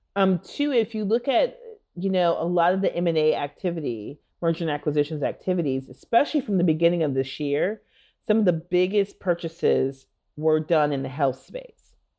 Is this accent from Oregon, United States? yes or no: no; Minneapolis, Minnesota, United States; moved away; I am from Minneapolis and went to elementary school about a half a mile or so